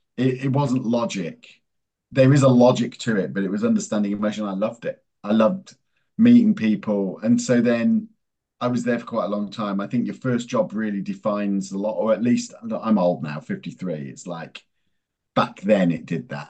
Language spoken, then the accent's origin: English; England, United Kingdom; moved away as an adult; also born or lived in America; I was born in England. Uh, then my mum uh, was Italian